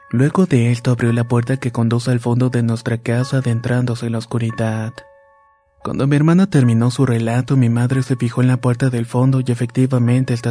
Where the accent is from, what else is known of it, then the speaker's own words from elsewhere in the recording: Managua, Nicaragua; Somos de Managua, Nicaragua, y mi mamá dice que cuando era pequeña me veía hablar y jugar sola.